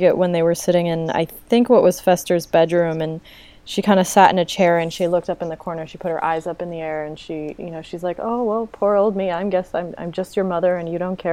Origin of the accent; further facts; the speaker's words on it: East Coast, United States; now in California, United States; I live in California, and I'm originally from the East Coast